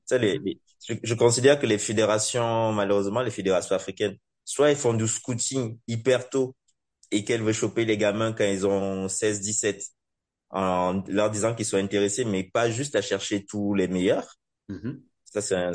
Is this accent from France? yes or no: no; Cameroon; moved away; also born or lived in Europe